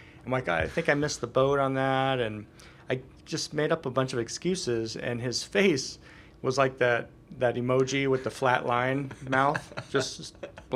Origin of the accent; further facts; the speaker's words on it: Washington, United States; moved away as an adult; also born or lived in Hawaii; my hometown's in Washington